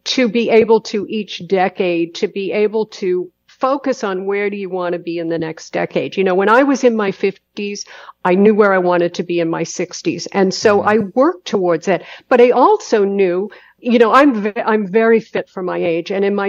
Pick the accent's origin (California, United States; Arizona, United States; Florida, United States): California, United States; Los Angeles; I come from Hollywood, body beautiful in Los Angeles.